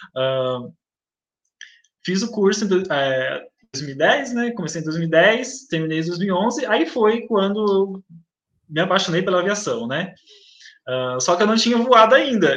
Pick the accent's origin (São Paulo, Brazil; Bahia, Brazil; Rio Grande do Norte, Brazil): São Paulo, Brazil; Itaquaquecetuba; Nasci em São Paulo, ah, mas cresci aqui na cidade de Itacoaquecetuba